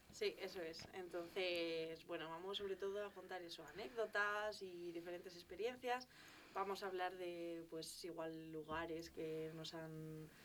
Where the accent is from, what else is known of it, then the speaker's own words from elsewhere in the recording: León, Castile and León, Spain; nosotros que somos de León